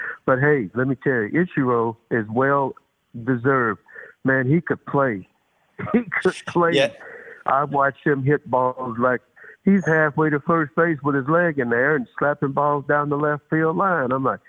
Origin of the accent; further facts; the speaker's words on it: Shreveport, Louisiana, United States; Man, it was a small town in northwest Louisiana. I grew up near Shreveport, Louisiana, man, which is close to the Arkansas border to the north, and to the west was Texas.